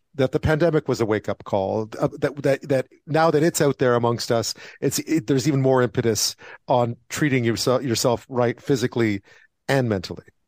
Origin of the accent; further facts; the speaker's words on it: Montreal, Quebec, Canada; moved away; growing up in Montreal